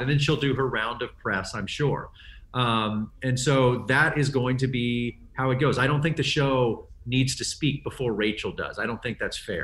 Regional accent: Texas, United States; I grew up in Texas in the seventies

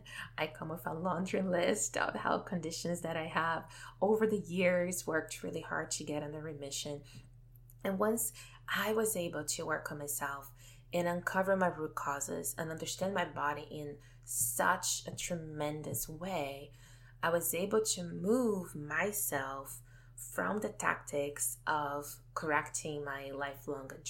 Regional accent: Brazil; moved away; I come from Brazil, a country that places a lot of emphasis on physical appearance.

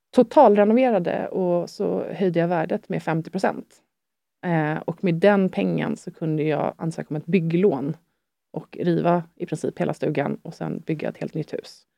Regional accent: Sweden; also born or lived in France; det är mitt hemland

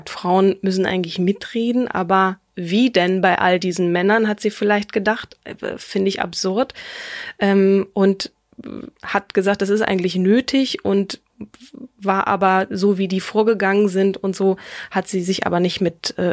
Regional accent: Marburg, Hesse, Germany; born there; sie hat studiert in meiner Geburtsstadt in Marburg an der Lahn.

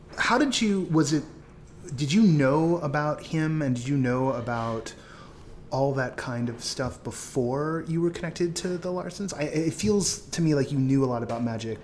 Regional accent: the Bay Area, California, United States; moved away; I'm from the Bay

